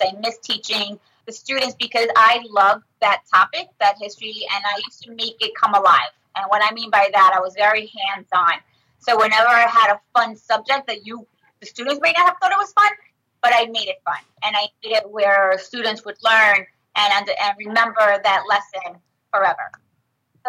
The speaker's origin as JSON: {"language": "English", "area": "Nassau County", "region": "New York", "country": "United States", "tie": "born or raised there", "also_born_or_lived": "Brentwood, New York", "said": "I went to Ross, but I grew up in Nassau County."}